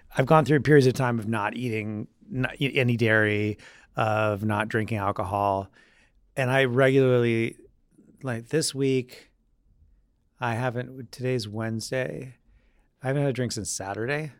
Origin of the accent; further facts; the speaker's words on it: Vermont, United States; moved away as an adult; also born or lived in Michigan / Spain; now in New York, United States; growing up in Vermont, there weren't a whole lot of, um, summer job options